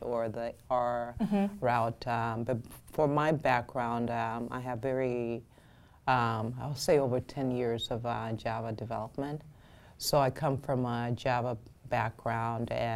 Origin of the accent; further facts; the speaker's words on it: Nigeria; also born or lived in Minnesota; now in United States; I grew up in Nigeria, even though I was born in the U.S.